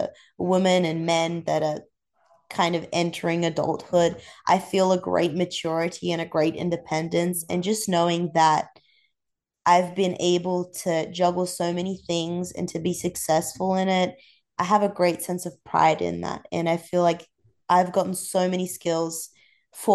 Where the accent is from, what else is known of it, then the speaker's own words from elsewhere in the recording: Central Coast, New South Wales, Australia; moved away as an adult; now in Georgia, United States; I'm from the Central Coast, very close to Sydney.